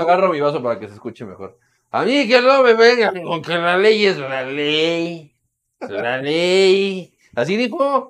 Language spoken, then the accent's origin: Spanish; Mexico; buenos mexicanos